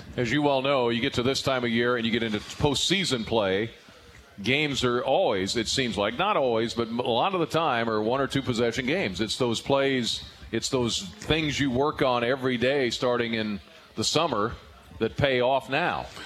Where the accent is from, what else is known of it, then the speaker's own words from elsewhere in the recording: Illinois, United States; for those of us that grew up around here like me